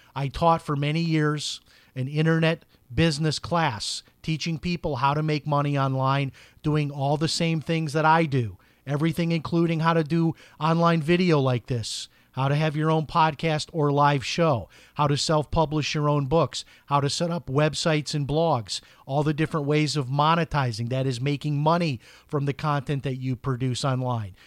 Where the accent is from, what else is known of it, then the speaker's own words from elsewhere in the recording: Chicago, Illinois, United States; I grew up in Chicago, a very political place.